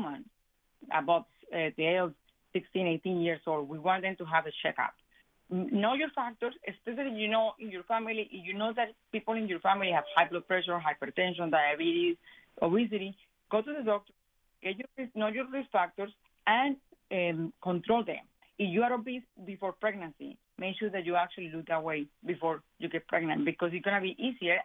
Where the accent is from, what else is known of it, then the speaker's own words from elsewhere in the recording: Colombia; moved away; I am Hispanic. I am from Colombia